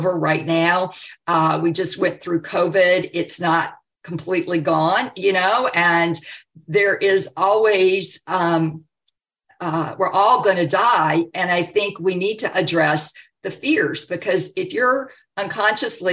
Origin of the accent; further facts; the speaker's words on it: the South, United States; growing up in the South